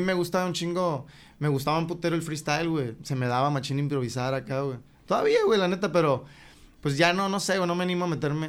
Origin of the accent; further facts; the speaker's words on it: Hermosillo, Sonora, Mexico; Yo soy de Jesús García, güey. Salías de Jesús García, Leí 57.